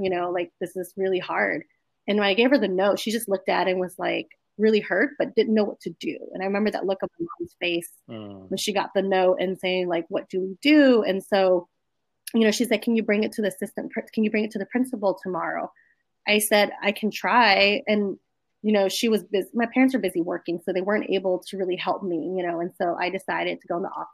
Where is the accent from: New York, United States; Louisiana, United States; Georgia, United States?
Louisiana, United States; New Orleans; also born or lived in Gonzales, Louisiana; I was born and raised in New Orleans